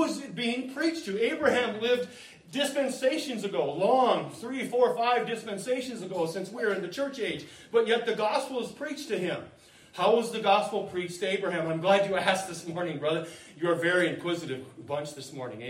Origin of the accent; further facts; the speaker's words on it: United States; We're Americans